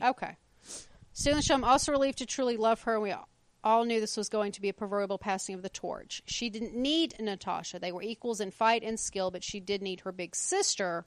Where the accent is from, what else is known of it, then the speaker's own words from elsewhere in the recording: United States; I'm American